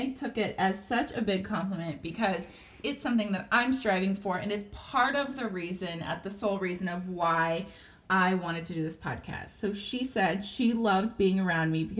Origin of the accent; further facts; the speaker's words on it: San Diego, California, United States; now in Texas, United States; I'm born and raised in Southern California, in San Diego